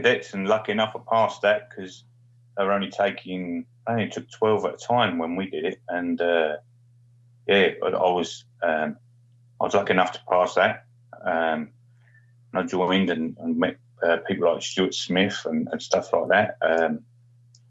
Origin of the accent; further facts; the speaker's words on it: Stanford-le-Hope, East of England, United Kingdom; moved away; also born or lived in Australia; I was born in Stanfield Albion Grays